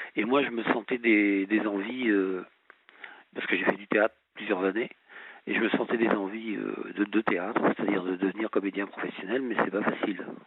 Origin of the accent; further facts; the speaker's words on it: La Rochelle, Nouvelle-Aquitaine, France; moved away as an adult; also born or lived in Nancy / Strasbourg; now in Colmar, France; à l'origine, je suis originaire de, du sud-ouest de la France. Je suis né à La Rochelle